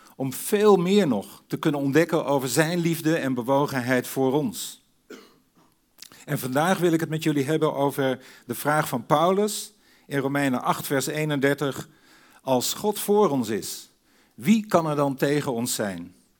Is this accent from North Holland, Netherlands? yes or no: no; Sneek, Friesland, Netherlands; Ik groeide op in Sneek in Friesland tussen de meren.